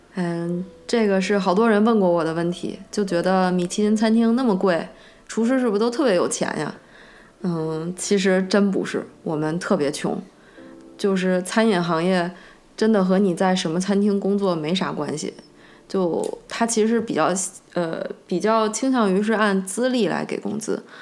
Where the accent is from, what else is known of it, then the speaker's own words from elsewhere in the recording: China; moved away; 即使连我们中国人也不一定了解，完完全全了解我们中国的饮食文化